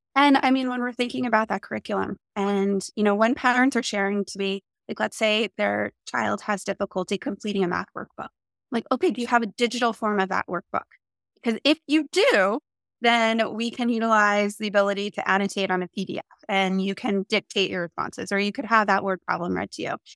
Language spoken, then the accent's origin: English; New Jersey, United States; now in San Diego, United States; I'm from New Jersey and I live in San Diego, California now